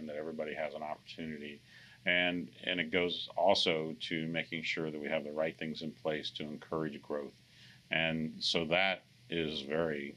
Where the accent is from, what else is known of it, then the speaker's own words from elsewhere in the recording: Blue Springs, Missouri, United States; moved away as an adult; also born or lived in Iowa; now in Topeka, United States; I grew up in Blue Springs, Missouri, about an hour and a half from here.